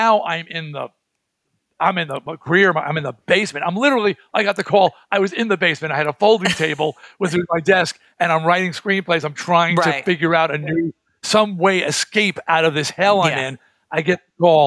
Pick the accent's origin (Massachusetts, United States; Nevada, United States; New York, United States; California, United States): New York, United States; Baldwin; I grew up in Baldwin